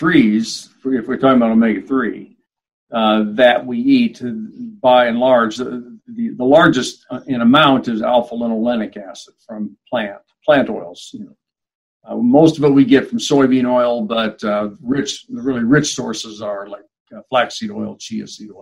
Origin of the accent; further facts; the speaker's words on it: Kansas City, United States; moved away as an adult; also born or lived in Portland; now in South Dakota, United States; eventually moved to Kansas City, which is where my hometown.